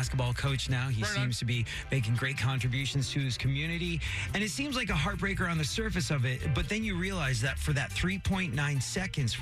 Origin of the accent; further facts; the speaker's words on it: England, United Kingdom; moved away; growing up in England